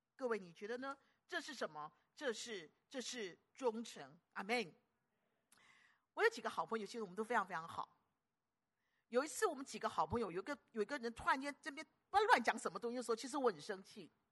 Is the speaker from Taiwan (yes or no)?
no; Guangdong, China; 我们广东人讲要够烦的